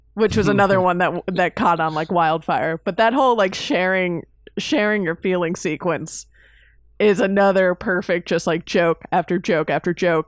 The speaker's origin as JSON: {"language": "English", "town": "Miami", "region": "Florida", "country": "United States", "tie": "born or raised there", "said": "growing up in Miami"}